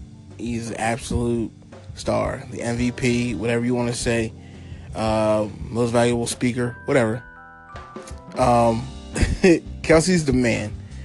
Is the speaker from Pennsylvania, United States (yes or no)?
yes; Philadelphia, Pennsylvania, United States; Well, we're from Philly.